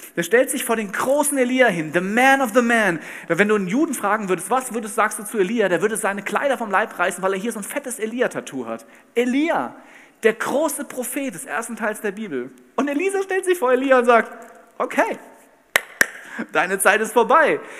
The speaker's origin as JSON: {"language": "German", "town": "Bad Camberg", "region": "Hesse", "country": "Germany", "said": "Ich komme aus Bad Camberg in Hessen"}